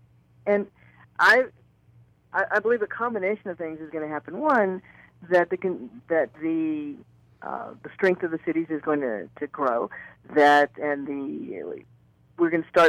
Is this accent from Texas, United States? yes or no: yes; Houston, Texas, United States; being the mayor of my hometown was the absolute honor of my life